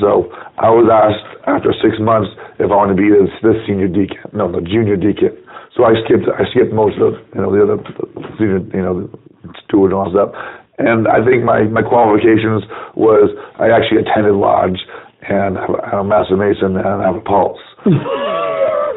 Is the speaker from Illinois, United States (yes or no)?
no; Washington, United States; moved away as an adult; also born or lived in South Carolina; now in Phoenix, United States; I came from Washington State, which is where I was born and raised